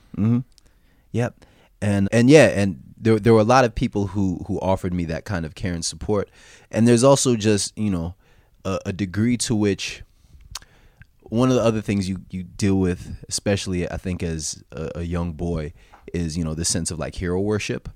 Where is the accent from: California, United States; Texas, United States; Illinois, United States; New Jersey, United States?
New Jersey, United States; South Orange; also born or lived in New York City; I was born, uh, in New Jersey. I grew up there too